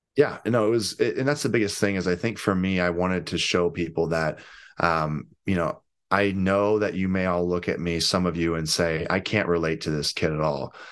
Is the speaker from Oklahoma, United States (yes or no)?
no; St. Louis, Missouri, United States; I'm from Saint Louis